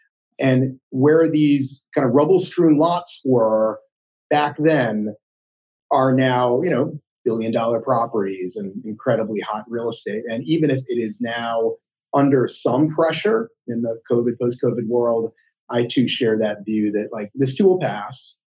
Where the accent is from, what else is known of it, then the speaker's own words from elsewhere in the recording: New York City, New York, United States; we're both native New Yorkers. I grew up in Lower Manhattan, went to school here in New York City.